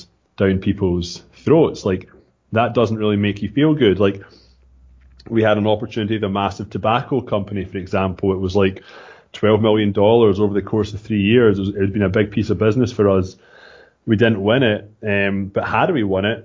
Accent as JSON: {"language": "English", "region": "Scotland", "country": "United Kingdom", "accent": "Scottish", "moved": "as an adult", "lives_now": "Toronto, Canada", "said": "I'm from Scotland, as you said. I moved to Canada in 2006 and in Toronto, Ontario."}